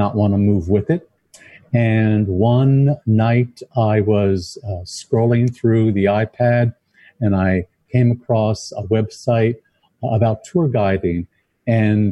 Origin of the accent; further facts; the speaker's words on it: Vineland, New Jersey, United States; also born or lived in Greenwich Village, New York City; now in New York City, United States; I moved to New York City to Greenwich Village, where I've lived for the past 40 years, from a farming community in South Jersey, a town called Vineland